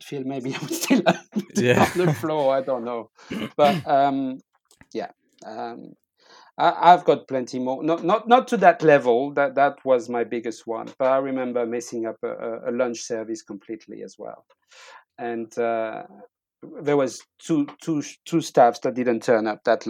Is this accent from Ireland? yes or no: no; France; moved away as an adult; I'm from France.